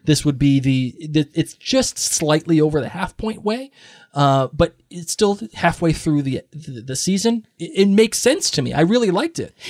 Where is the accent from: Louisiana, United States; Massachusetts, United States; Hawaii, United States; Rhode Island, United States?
Massachusetts, United States; Boston; I'm from Boston.